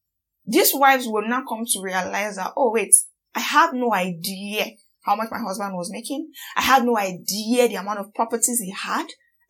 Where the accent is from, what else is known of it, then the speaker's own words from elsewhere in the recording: Nigeria; as much as I am as angry as every Nigerian out there